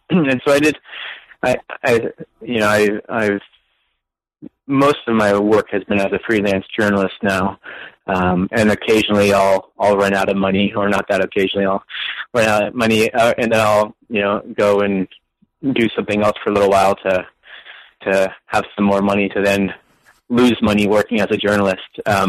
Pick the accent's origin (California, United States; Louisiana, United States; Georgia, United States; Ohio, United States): California, United States; moved away as an adult; also born or lived in San Jose / Redlands / New York City; I grew up in California. Actually, my parents live in San Jose. I spent my last years in high school in San Jose.